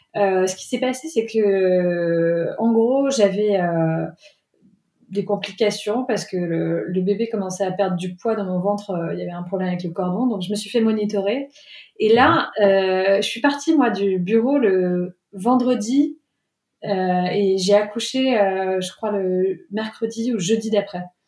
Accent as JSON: {"language": "French", "country": "France", "also_born_or_lived": "Paris", "moved": "as an adult", "lives_now": "England", "said": "en tant que Française, parce que je travaillais à Paris avant"}